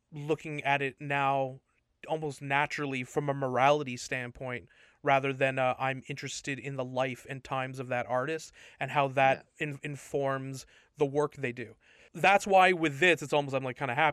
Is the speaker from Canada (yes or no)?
yes; Toronto, Ontario, Canada; my Toronto pride